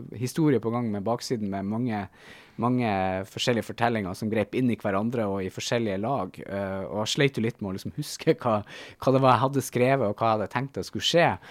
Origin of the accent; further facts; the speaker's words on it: Bodø, Nordland, Norway; moved away; Hunstad, eh, utenfor Bodø, der jeg har vokst opp